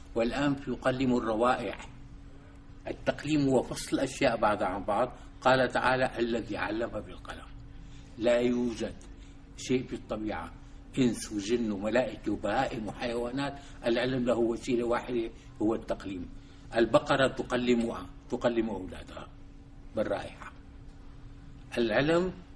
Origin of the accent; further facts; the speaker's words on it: Damascus, Damascus Governorate, Syria; also born or lived in Soviet Union; من مواليد دمشق عام 1938